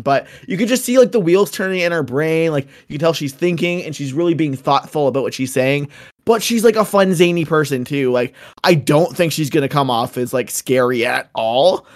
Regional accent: Canada; I know I'm Canadian

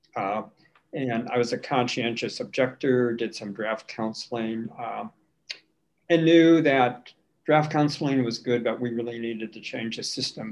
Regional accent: St. Paul, Minnesota, United States; also born or lived in Washington, D.C.; I'm, I'm native. Grew up on the west side, Highland Park, of of St. Paul.

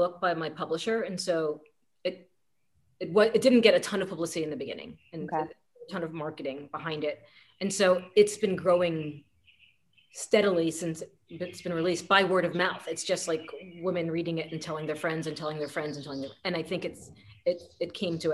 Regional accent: United States; also born or lived in Paris, France; I can write my experience of him as an American

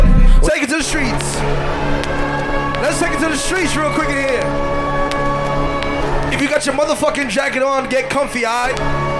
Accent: New York City, New York, United States; Mr.Xsytment, I'm here from New York City for the first time.

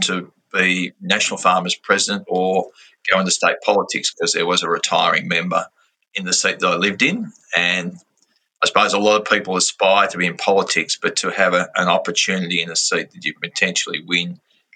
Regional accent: Loddon River, Victoria, Australia; we grew up on the Loddon River

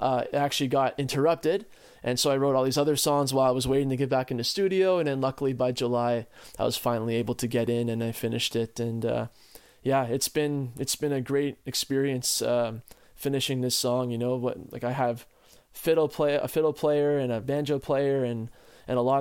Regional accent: Ottawa, Ontario, Canada; us growing up in Ottawa as like city boys

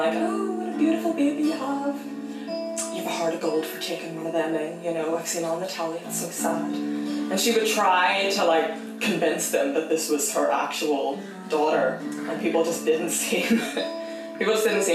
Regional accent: Ireland; What I am is an Irish woman of Nigerian heritage.

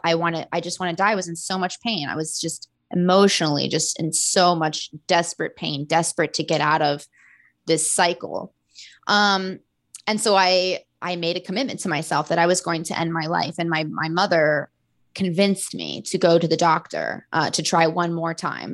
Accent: Florida, United States; I'm from Florida

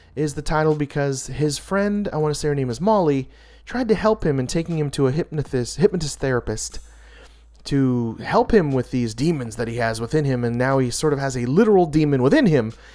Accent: United States; I'm so American

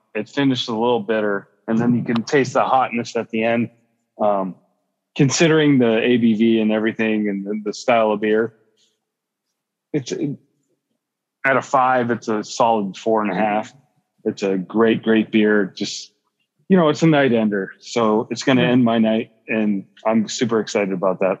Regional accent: Midwest, United States; I'm Midwesterner

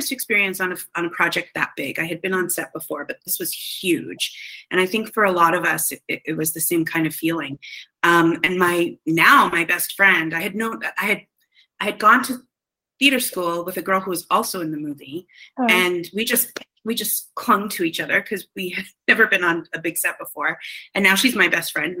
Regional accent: Canada; I'm from Canada

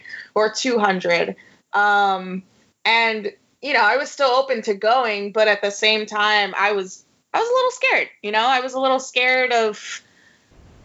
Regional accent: New York City, New York, United States; I'm born and raised in the Bronx and I'm Puerto Rican

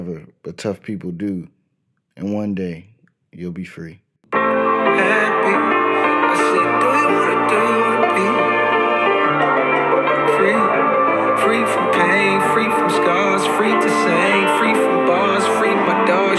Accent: Lancaster, California, United States; now in Atlanta, United States; Shout out to Lancaster, California. That's where I was raised up as from middle school all the way up to high school. And then I ended up in Atlanta

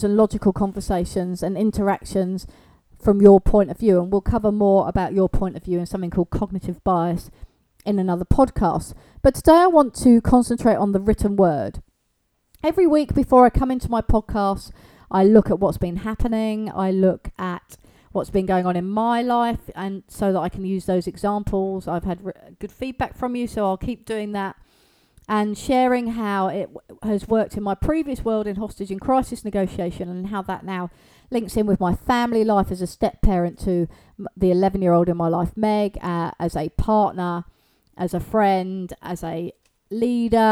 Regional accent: England, United Kingdom; here in the UK

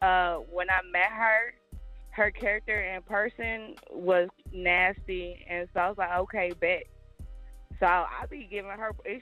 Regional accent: Indianapolis, Indiana, United States; now in Atlanta, United States; I am from Indianapolis, but I stay in the ATL

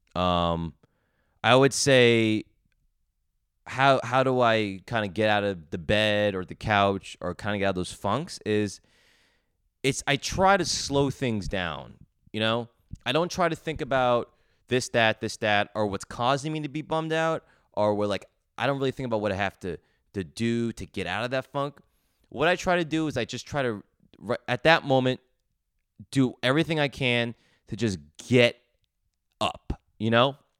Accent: Edison, New Jersey, United States; moved away as an adult; now in New York City, United States; I grew up in Edison, New Jersey. I was there all twenty-two years, twenty-three years, then moved to New York City.

